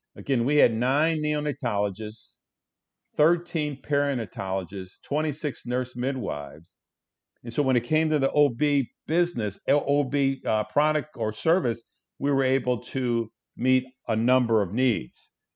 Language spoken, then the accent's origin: English; Detroit, Michigan, United States; Grew up in Detroit, uh, went to the Detroit public school system